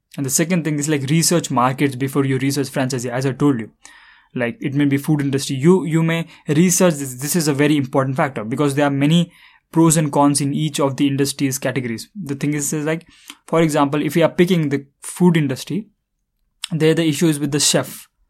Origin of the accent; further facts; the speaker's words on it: India; I am from India